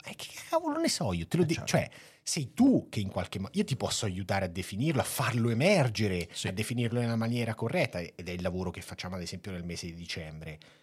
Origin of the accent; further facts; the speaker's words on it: Marche, Italy; io tendo ad esserlo un po' troppo da marchigiano